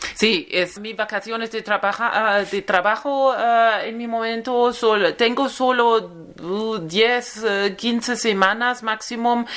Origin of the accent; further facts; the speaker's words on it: Germany; Spanish is a second language; tengo 39 eh, años, em, soy de Alemania